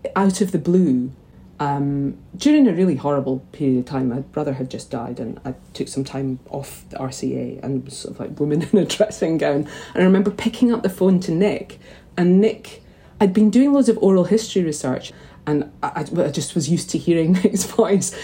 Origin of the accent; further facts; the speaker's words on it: St Andrews, Scotland, United Kingdom; also born or lived in Glasgow; I grew up in St Andrews from the age of three, but prior to that, I was in Kelvin Dale in Glasgow.